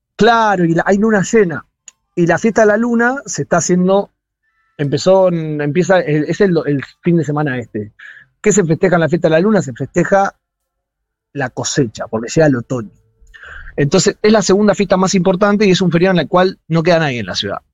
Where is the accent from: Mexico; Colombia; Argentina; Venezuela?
Argentina; now in China